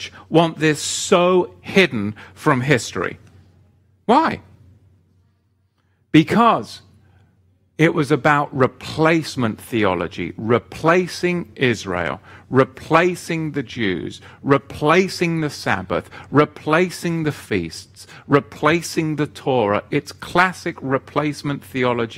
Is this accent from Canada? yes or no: no; England, United Kingdom; as an Englishman